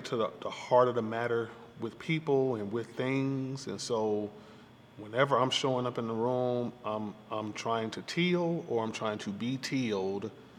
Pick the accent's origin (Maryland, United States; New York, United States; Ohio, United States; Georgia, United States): Georgia, United States; Atlanta; I'm a Grady baby, and growing up in Northwest Atlanta